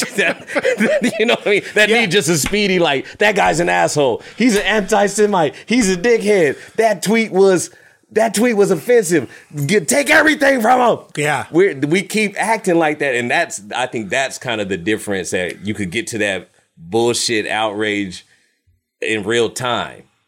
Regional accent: United States; I'm American

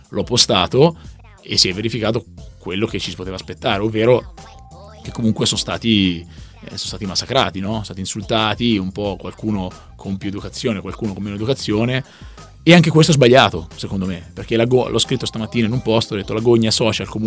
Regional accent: Siena, Tuscany, Italy; io vengo da Siena

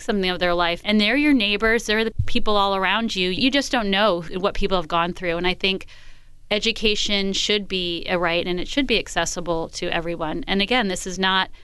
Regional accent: East Coast, United States; moved away as an adult; also born or lived in New York City; now in Washington, United States; I'm from the East Coast

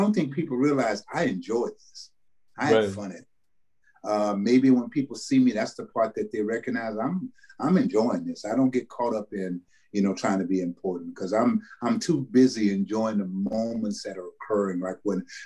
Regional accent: New Orleans, Louisiana, United States; moved away as an adult; now in California, United States; growing up in New Orleans

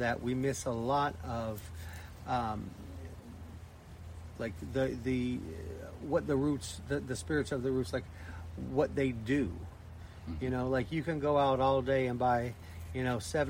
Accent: Blue Ridge Mountains, Appalachia, United States; moved away; I was raised in Appalachia, in the Blue Ridge Mountains

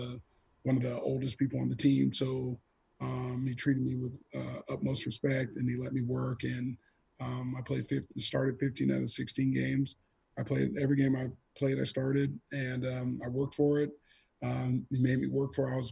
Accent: Orange County, California, United States; we're from Orange County, so I was a part of, my high school played versus his in the championship

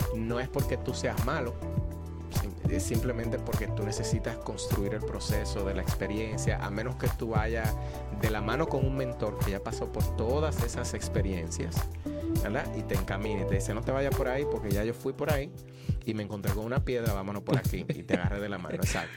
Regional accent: Santo Domingo, Distrito Nacional, Dominican Republic; also born or lived in Salcedo / La Vega; now in Lehigh Valley, United States; yo nací me crié en la capital sin embargo a mí me gusta decir que yo soy de Salcedo porque mi familia de parte de madre somos de Salcedo

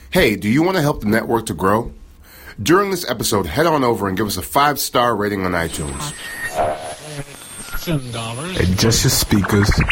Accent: New York City, New York, United States; I'm from New York, of course, Brooklyn to be specific

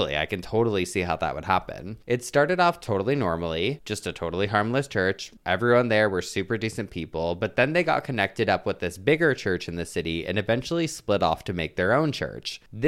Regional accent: Melbourne, Victoria, Australia; from Melbourne, Australia, and have I got a story for you.

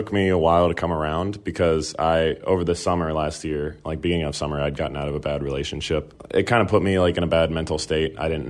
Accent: Richmond, Virginia, United States; originally from Richmond, Virginia.

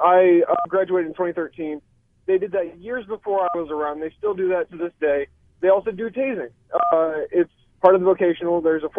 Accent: Barberton, Ohio, United States; I grew up in Barberton.

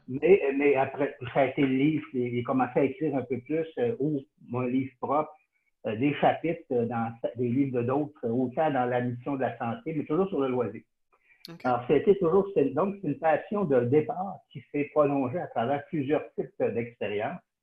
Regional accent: Sherbrooke, Quebec, Canada; j'ai été élevé à Sherbrooke

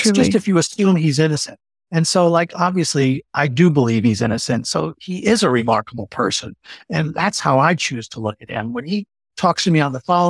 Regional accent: New York, United States; I grew up in New York

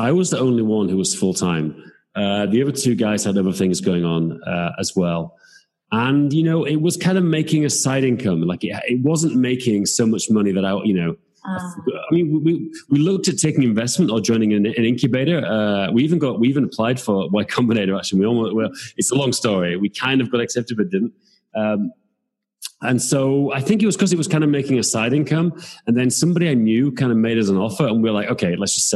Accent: England, United Kingdom; now in Prague, Czech Republic; I'm from England, but I live in Prague

